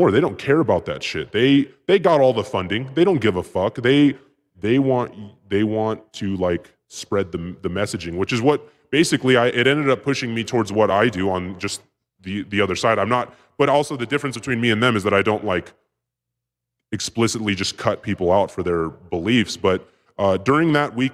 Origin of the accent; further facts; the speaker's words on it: West Coast, United States; It was like because I grew up on the West Coast, it was like some West Coast kind of like grimy like uh, Lords of Dogtown shit.